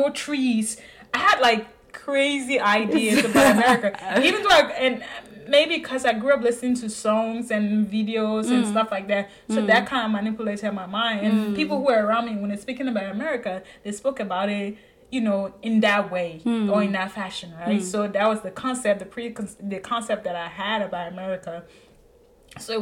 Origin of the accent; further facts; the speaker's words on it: Liberia; also born or lived in Côte d'Ivoire; now in United States; Liberia, you know, even though I was born in Cote d'Ivoire, but my parents are from Liberia, so this is where I was